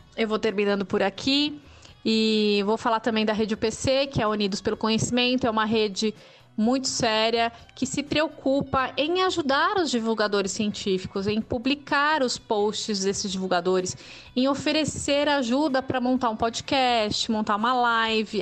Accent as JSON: {"language": "Portuguese", "region": "São Paulo", "country": "Brazil", "tie": "born or raised there", "moved": "as an adult", "said": "desde 2017 que eu tô aqui em São Paulo de novo, que é minha cidade natal"}